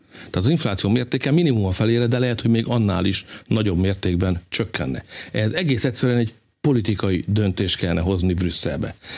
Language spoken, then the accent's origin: Hungarian; Hungary; magyarok vagyunk